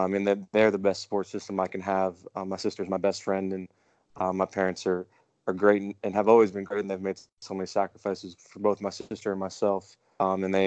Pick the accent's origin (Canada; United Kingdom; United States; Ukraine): United States; California; I'm from California